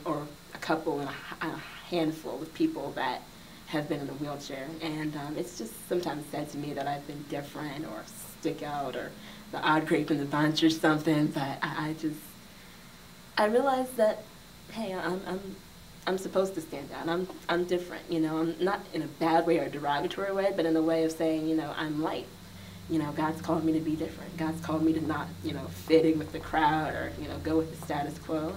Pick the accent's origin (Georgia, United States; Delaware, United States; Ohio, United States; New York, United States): Delaware, United States; Bear; I grew up in Delaware, just my hometown of Bear, Delaware